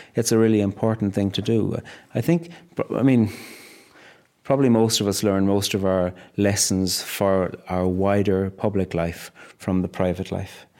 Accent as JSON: {"language": "English", "town": "Cork", "region": "Munster", "country": "Ireland", "tie": "born or raised there", "moved": "yes", "lives_now": "Northern Ireland, United Kingdom"}